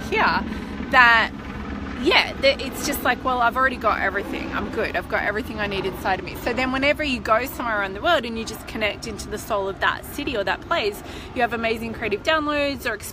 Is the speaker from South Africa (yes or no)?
no; Melbourne, Victoria, Australia; moved away; This is my hometown. So I'm really just soaking up being here in Melbourne